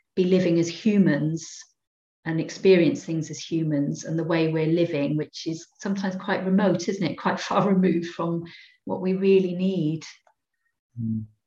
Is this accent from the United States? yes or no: no; Cardiff, Wales, United Kingdom; I'm a real city girl. I grew up in Cardiff, in inner city Cardiff.